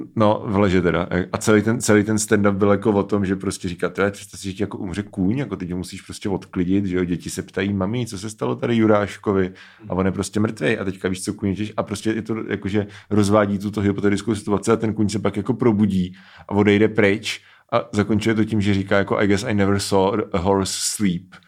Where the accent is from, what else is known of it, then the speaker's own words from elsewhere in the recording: Czechia; jsme Češi